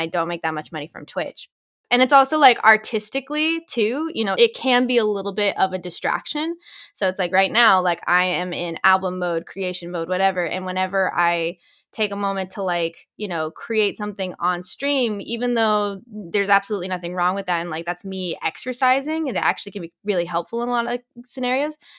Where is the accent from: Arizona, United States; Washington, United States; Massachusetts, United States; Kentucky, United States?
Massachusetts, United States; Boston; moved away as an adult; also born or lived in Los Angeles; I'm from the Boston area originally